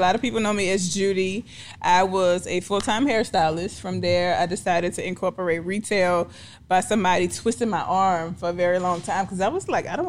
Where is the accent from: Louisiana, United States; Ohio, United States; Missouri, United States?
Louisiana, United States; New Orleans; New Orleans.